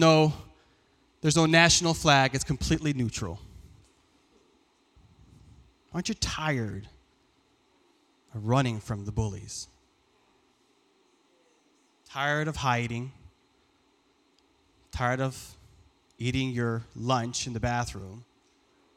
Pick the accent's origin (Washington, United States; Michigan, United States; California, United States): Michigan, United States; Lansing; born or raised there; first language Farsi; English is a second language